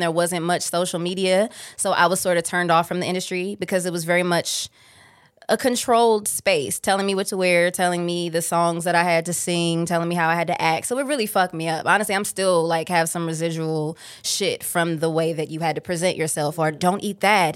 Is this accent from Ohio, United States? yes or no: yes; Cleveland, Ohio, United States; I'm from Cleveland, Ohio